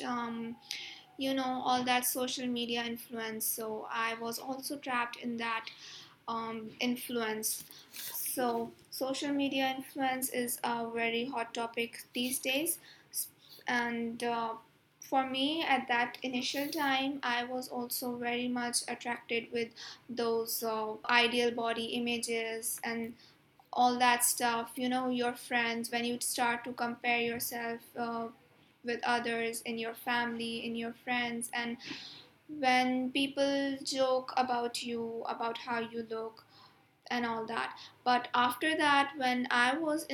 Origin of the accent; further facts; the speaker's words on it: Pakistan; I am from Pakistan. Currently, I'm living in Karachi